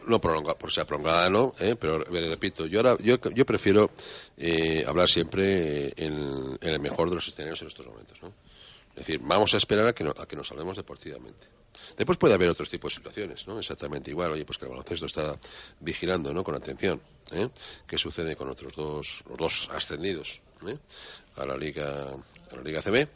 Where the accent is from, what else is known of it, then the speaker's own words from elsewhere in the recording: Spain; como españoles